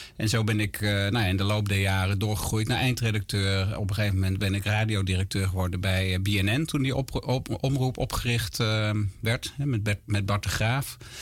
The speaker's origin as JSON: {"language": "Dutch", "town": "Gorinchem", "region": "South Holland", "country": "Netherlands", "tie": "born or raised there", "moved": "as an adult", "lives_now": "near Amersfoort, Netherlands", "said": "Ik ben opgegroeid en geboren in Gorkum, plaatsje aan de rivier de Merwede"}